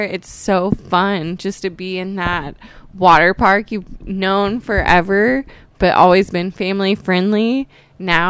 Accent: Tulsa, Oklahoma, United States; I am from Tulsa

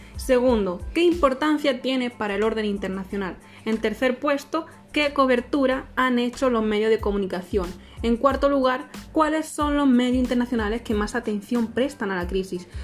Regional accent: Spain; nací en España y mis orígenes son de Marruecos

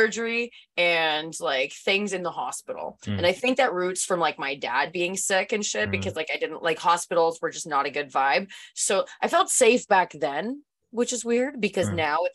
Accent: Canada; Thank God I'm Canadian though.

